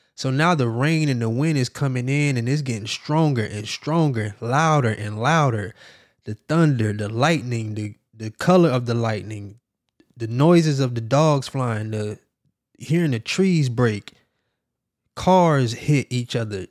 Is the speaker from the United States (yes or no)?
yes; Miami, Florida, United States; I'm from Miami, Florida, and we know all about hurricanes